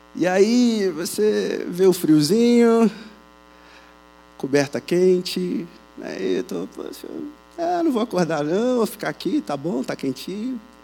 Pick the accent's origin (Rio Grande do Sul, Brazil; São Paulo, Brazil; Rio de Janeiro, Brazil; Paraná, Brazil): Rio de Janeiro, Brazil; accent: carioca chiado; moved away; Como vocês percebem pelo sotaque, pelo chiado, Sou do Rio de Janeiro